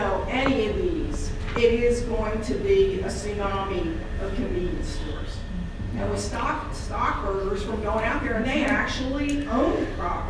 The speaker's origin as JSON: {"language": "English", "town": "Upper Makefield", "region": "Pennsylvania", "country": "United States", "tie": "born or raised there", "also_born_or_lived": "Windsor Square", "said": "I live in Windsor, Saxon. I was raised in Upper Makefield. I've lived here since 1962."}